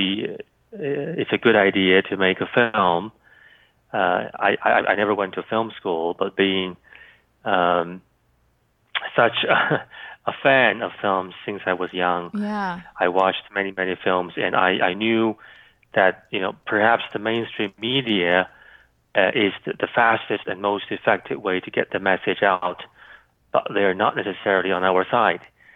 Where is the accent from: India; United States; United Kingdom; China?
China; northeastern China; moved away as an adult; now in Canada; I was born in northeastern China